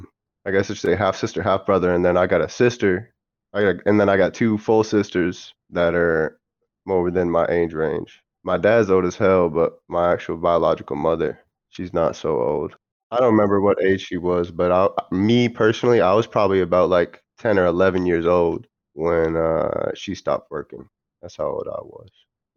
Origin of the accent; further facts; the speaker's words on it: Maine, United States; born there; Yeah, I was born in America. I was born in Maine, like deep in Maine, like in the fucking middle of nowhere type of shit in the woods, bro.